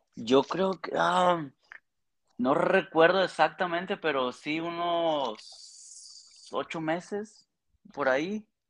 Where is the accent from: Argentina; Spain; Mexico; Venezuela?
Mexico; Aguascalientes; moved away as an adult; now in Toronto, Canada; De Aguascalientes